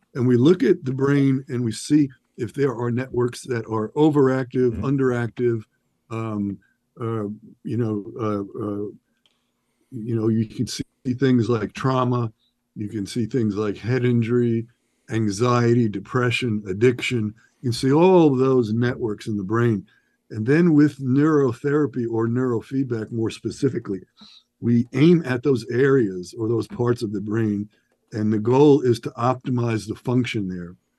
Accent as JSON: {"language": "English", "region": "New York", "country": "United States", "tie": "born or raised there", "said": "born and raised in New York."}